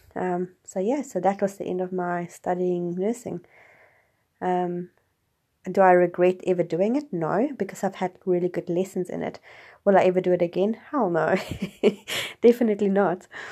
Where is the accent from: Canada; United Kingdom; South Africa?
South Africa; growing up in South Africa